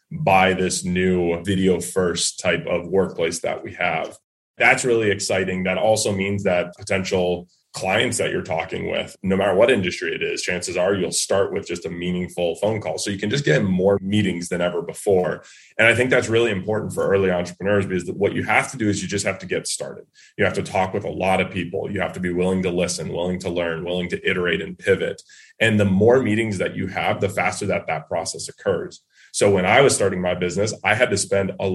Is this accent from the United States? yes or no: yes; New England, United States; growing up in New England